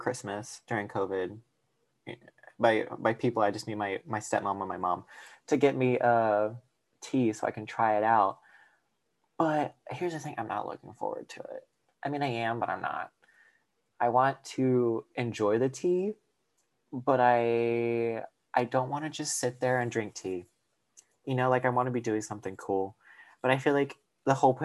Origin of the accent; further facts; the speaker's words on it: the South, United States; I'm from the South and it's always hot